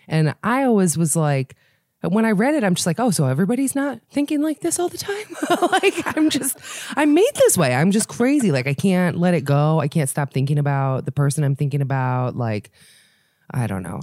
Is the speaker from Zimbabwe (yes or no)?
no; Israel; moved away; I was born in Israel